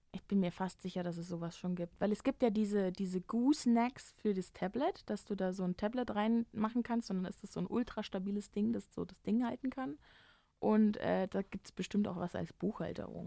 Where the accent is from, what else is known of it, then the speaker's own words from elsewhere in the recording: Germany; als Deutscher